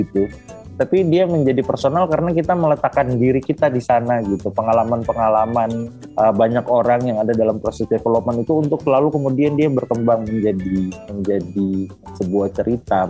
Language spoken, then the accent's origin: Indonesian; Eastern Indonesia, Indonesia; now in Jakarta, Indonesia; saya lahir besar di Indonesia Timur